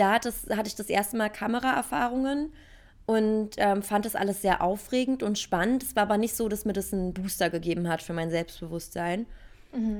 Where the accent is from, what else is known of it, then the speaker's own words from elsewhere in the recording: Berlin, Germany; Ich bin Urberliner Pflänzchen